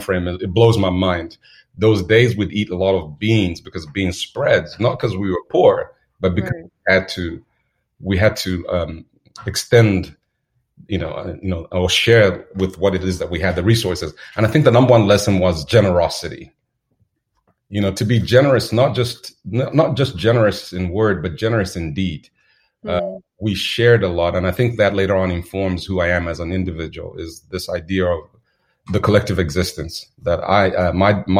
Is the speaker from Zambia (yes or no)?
yes; Zambia; Growing up in Zambia was I'd say charming.